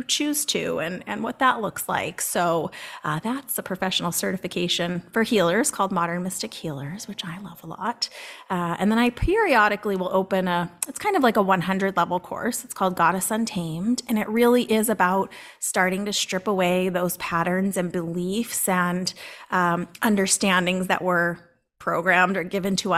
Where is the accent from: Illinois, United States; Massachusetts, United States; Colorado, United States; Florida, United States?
Massachusetts, United States; Boston; I'm from Boston